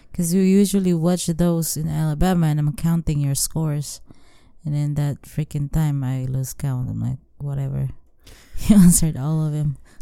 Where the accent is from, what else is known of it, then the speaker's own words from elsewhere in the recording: Philippines; moved away as an adult; for us as a Filipina, we grow up taking care of our family